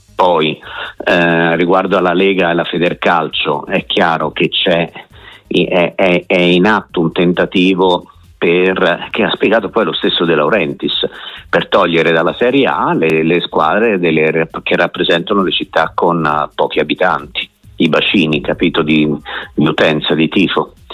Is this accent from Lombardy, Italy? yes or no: no; Tuscany, Italy; io sono toscano, quindi di Montegasini è anche vicino a Empoli